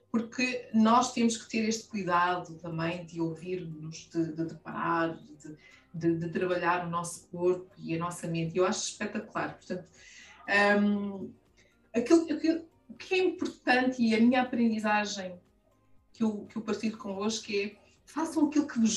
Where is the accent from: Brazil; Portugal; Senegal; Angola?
Angola; Sou mulher sem filtros. Tenho 45 anos. Sou angolana. Plena. Estou bem.